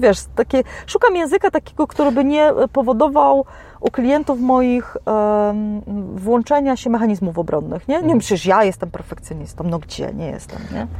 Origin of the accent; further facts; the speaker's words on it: Poland; jestem z Polski